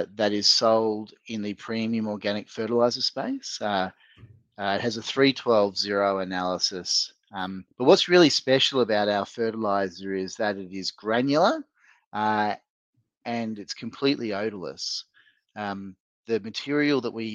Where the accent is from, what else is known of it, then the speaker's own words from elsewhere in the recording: Northern Territory, Australia; moved away as an adult; now in United States; I grew up in the Northern Territory of Australia